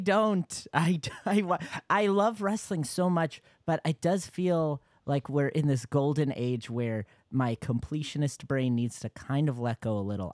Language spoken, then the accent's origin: English; Yonkers, New York, United States; I'm from Yonkers